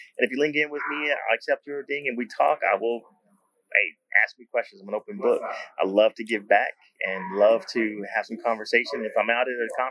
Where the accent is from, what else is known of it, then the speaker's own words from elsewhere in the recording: Texas, United States; I'm from Texas